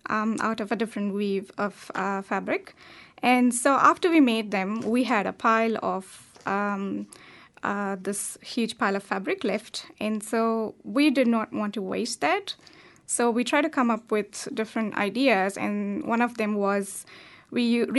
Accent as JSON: {"language": "English", "country": "India", "tie": "born or raised there", "said": "Yeah, that's right."}